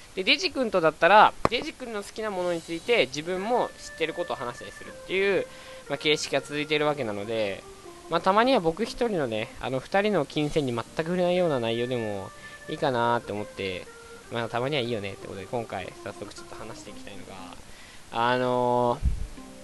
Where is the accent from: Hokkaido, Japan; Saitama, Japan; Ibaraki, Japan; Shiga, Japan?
Hokkaido, Japan; moved away; 出身がね、あの、日本の中で一番北なんですよ。で、北の中の、あの、すごく大きいとこ